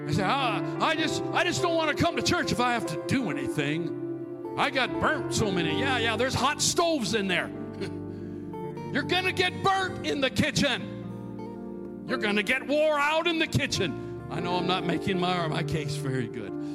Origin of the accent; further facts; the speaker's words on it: near St. Cloud, Minnesota, United States; that place between my hometown and the big town of St. Cloud, Minnesota